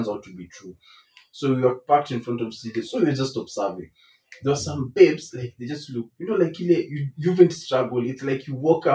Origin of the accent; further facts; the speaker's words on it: Nairobi, Kenya; I grew up in Dandora.